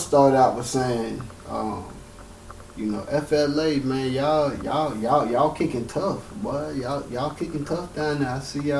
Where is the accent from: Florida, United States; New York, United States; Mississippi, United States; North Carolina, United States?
Florida, United States; now in California, United States; I'm from Florida.